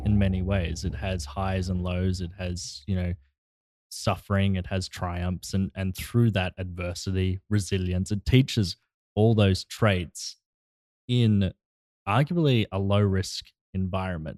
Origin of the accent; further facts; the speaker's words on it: Australia; now in Los Angeles, United States; all the way from my home country.